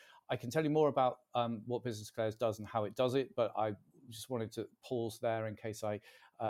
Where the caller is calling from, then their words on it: Warrington, North West England, United Kingdom; I'm talking from Warrington in Cheshire today.